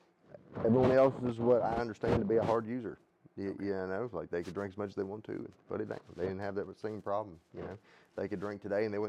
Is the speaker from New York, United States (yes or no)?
no; Virginia, United States; also born or lived in Quincy, Massachusetts; I am from about 45 minutes northwest of Charlottesville, Virginia.